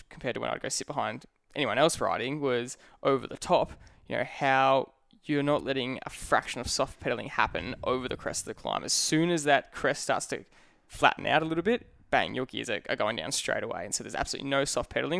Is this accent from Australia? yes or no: yes; the Dandenongs, Victoria, Australia; we grew up in the in the Dandenongs in the hills